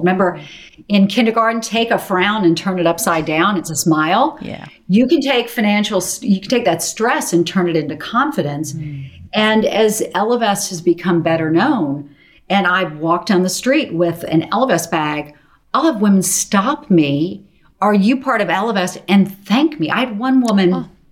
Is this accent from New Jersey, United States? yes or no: no; Charleston, South Carolina, United States; moved away as an adult; also born or lived in New York; I grew up in Charleston, South Carolina